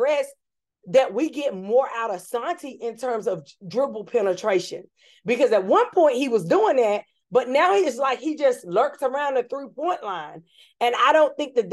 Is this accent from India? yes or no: no; North Carolina, United States; I'm from North Carolina, and so I'm from North Carolina